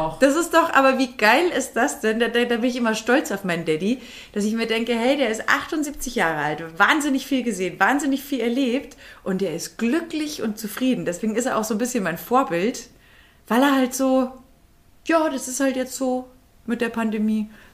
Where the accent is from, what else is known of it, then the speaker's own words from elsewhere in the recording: Bavaria, Germany; moved away; wir kommen ja da aus der Grenzregion unten